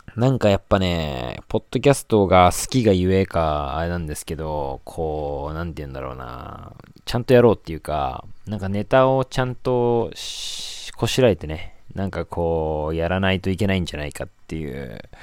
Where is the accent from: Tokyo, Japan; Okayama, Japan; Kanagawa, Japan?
Kanagawa, Japan; Yokosuka; 僕横須賀出身なんですけど